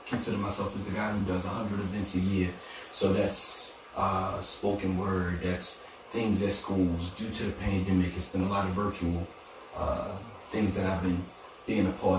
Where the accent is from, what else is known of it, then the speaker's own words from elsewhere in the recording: Annapolis, Maryland, United States; born and raised in Annapolis, Maryland